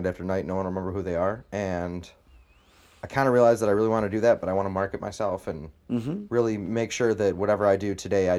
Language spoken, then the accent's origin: English; Canandaigua, New York, United States; born there; My parents, I was born in Canandaigua.